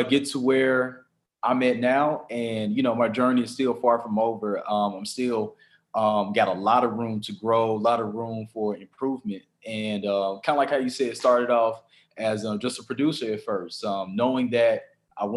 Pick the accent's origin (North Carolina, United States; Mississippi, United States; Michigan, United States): Mississippi, United States; Jackson; moved away as an adult; now in Monroe, United States; growing up in Jackson